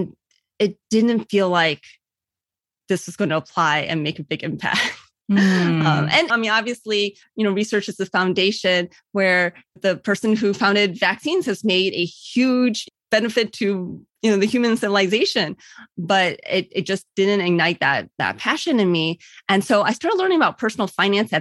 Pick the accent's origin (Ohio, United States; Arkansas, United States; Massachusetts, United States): Ohio, United States; Cleveland; also born or lived in California / Virginia; I was born in Cleveland